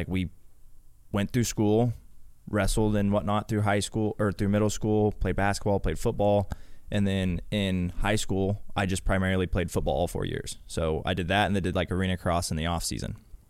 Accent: Topeka, Kansas, United States; So I'm obviously from Kansas, Topeka, Kansas.

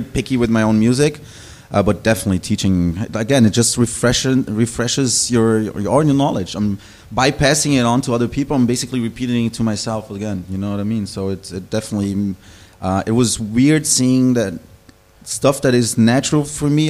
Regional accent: Brazil; moved away as an adult; also born or lived in Kleinostheim, Bavaria, Germany; now in Berlin, Germany; I was born in Brazil originally, but I grew up in Germany.

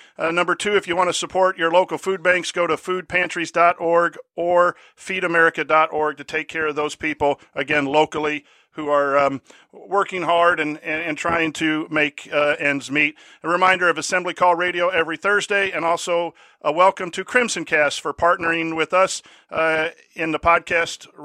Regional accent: near Chicago, northern Indiana, United States; growing up near Chicago in northern Indiana

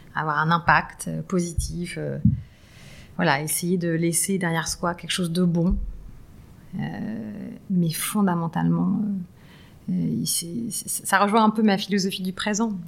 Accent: lycée at Enghien-les-Bains, Île-de-France, France; J'ai grandi en banlieue nord euh, euh, avec un papa ingénieur

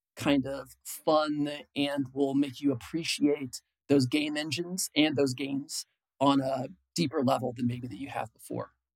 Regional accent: Illinois, United States; moved away as an adult; also born or lived in San Francisco Bay Area; I grew up in Illinois. I moved to the San Francisco Bay Area in 1997.

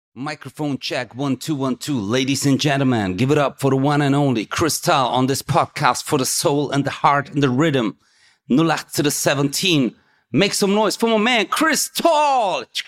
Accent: Stuttgart, Baden-Württemberg, Germany; ich komme ja auch aus Stuttgart

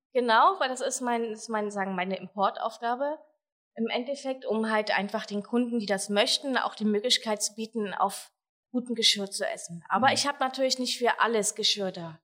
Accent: Germany; bei uns in Deutschland

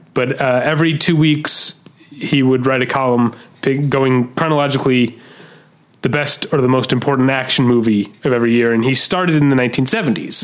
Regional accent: St. Louis, Missouri, United States; I'm from St. Louis.

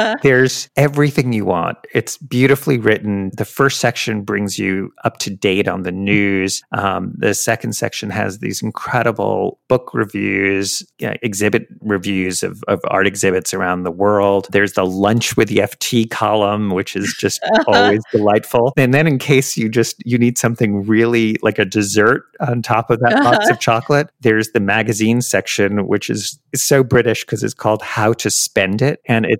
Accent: New York City, New York, United States; Carnegie Hall, which is in my hometown, in your hometown of New York City.

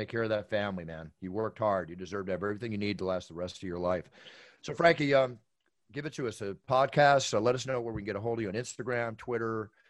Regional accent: Philadelphia, Pennsylvania, United States; I grew up in Philly. I used to go down to the Jersey Shore every summer, all through my childhood up until 15.

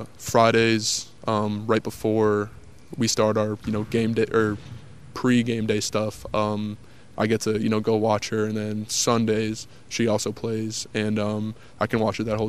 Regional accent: Spring Hill, Tennessee, United States; And then, basically for all of high school, I was basically in Spring Hill, Tennessee at Summit.

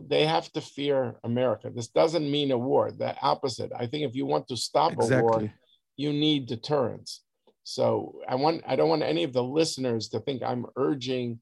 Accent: United States; as an American

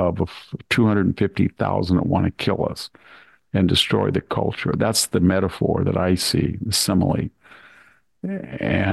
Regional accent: Selma, California, United States; I go into my hometown and I walk along the streets of Salmar

